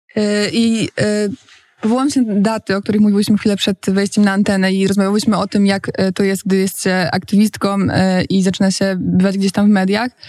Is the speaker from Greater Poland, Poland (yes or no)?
yes; Poznań, Greater Poland, Poland; now in Warsaw, Poland; jestem aktywistką klimatyczną z Poznania, e, która od jakiegoś czasu jest już w Warszawie